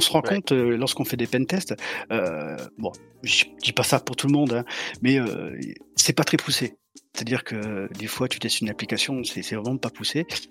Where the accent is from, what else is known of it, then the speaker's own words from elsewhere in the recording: Montpellier, Occitania, France; je suis de Montpellier, du sud de la France